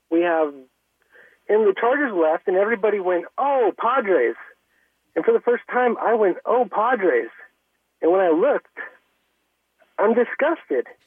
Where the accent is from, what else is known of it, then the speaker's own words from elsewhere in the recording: San Diego, California, United States; I grew up in San Diego. I love San Diego.